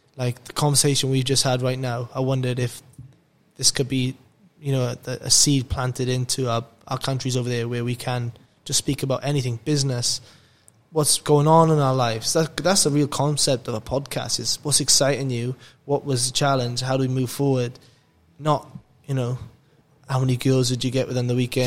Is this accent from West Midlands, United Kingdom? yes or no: no; Wales, United Kingdom; moved away as an adult; now in Australia; a Welsh person that's in Australia